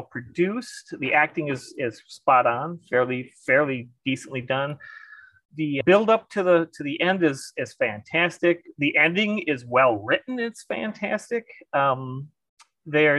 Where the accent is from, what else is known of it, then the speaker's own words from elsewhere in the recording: Madison, Wisconsin, United States; I'm from Madison, Wisconsin